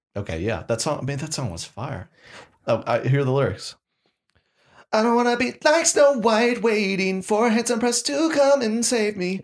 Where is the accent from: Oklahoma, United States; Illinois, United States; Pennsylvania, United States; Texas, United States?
Oklahoma, United States; moved away; I went to, back to Oklahoma, born and raised